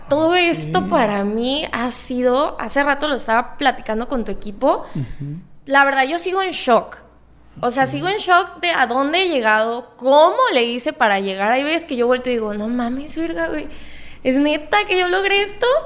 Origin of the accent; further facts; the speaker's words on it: Puerto Vallarta, Jalisco, Mexico; also born or lived in Guadalajara; now in Mexico City, Mexico; Mira, yo soy de Puerto Vallarta, Jalisco. Eh, pues allá viví la mayor